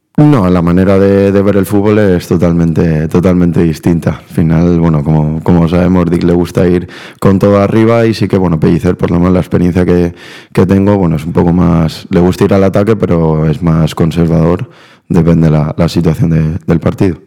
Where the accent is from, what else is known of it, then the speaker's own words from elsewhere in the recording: Valencia, Valencian Community, Spain; accent: Valencian; also born or lived in Buenos Aires, Argentina; nací en Argentina, lo que pasa que, que bueno, me vine con dos años a Valencia y prácticamente aprendí a hablar aquí. Entonces el acento argentino no lo tengo